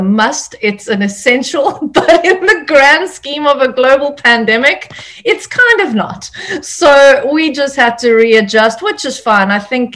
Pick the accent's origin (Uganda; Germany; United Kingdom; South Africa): South Africa; moved away as an adult; now in California, United States; South Africa, which is my home country